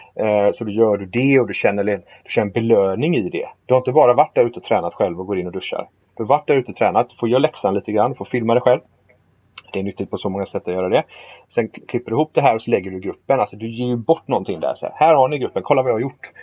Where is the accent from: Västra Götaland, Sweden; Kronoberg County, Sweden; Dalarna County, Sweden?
Västra Götaland, Sweden; Gothenburg; vi är ju från Göteborg